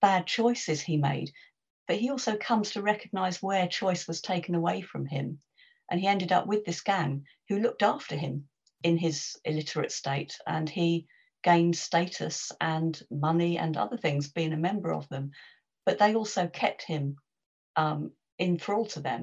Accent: London, United Kingdom; I'm a West Londoner

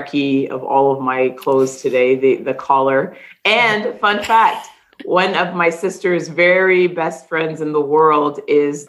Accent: Toronto, Ontario, Canada; I'm someone who was born and raised in the Greater Toronto area

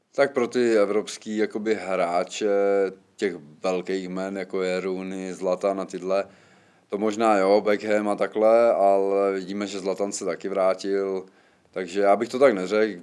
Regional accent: Czechia; moved away as an adult; also born or lived in Poland

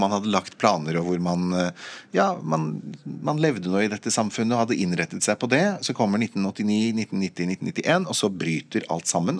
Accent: Norway

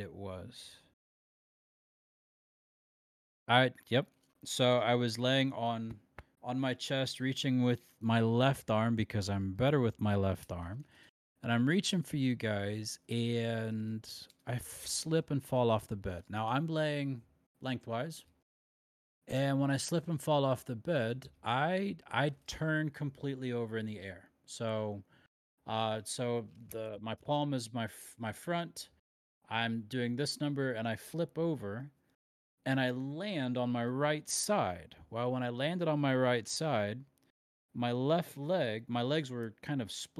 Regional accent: Loudonville, Ohio, United States; also born or lived in Shelby, Ohio; We moved right after that to Loudonville, Ohio

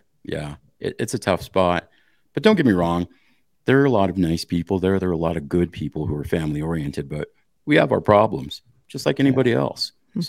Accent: Montana, United States; Okay. So I come from Eastern Montana. I come from the smallest, least populated county in the state.

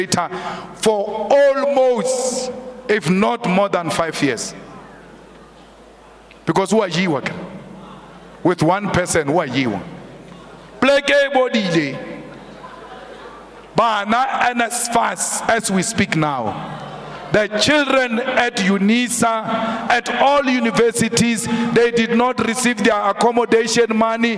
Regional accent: Polokwane, Limpopo, South Africa; We grew up drinking water in Polokwane

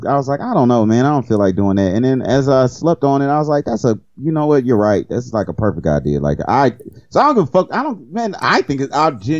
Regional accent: Cajun, Louisiana, United States; I'm Cajun.

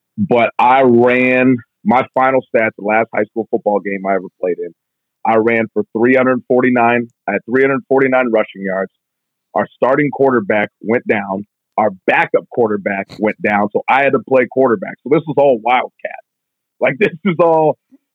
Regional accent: Tacoma, Washington, United States; moved away as an adult; now in Columbus, United States; I'm from Tacoma, like, you know, right near like Parkland area in there

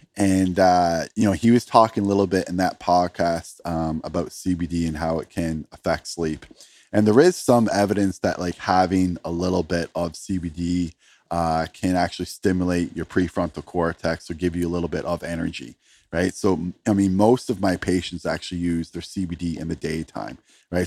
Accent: Canada; I'm from Canada

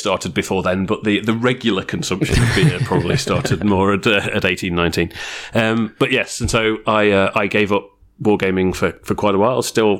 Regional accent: near Games Workshop headquarters, East Midlands, United Kingdom; now in Australia; I came from the UK originally, grew up around about 5 miles, so about 8 kilometres from Games Workshop headquarters.

